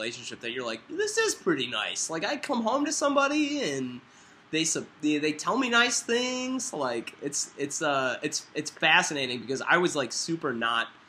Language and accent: English; Midwest, United States; I'm from the Midwest